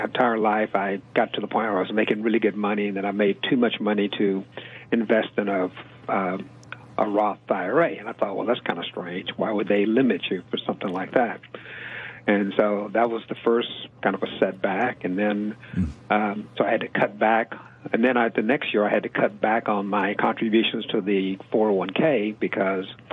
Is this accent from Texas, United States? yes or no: yes; Houston, Texas, United States; I grew up actually in Houston, went through high school, college, everything here